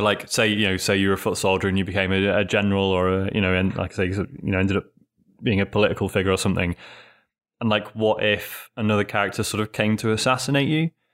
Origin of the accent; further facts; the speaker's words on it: United Kingdom; being British